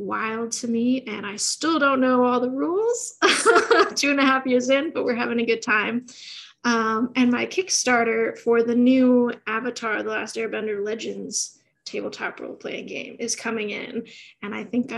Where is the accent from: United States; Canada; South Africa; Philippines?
United States; Midwest; now in Los Angeles, United States; Growing up in the Midwest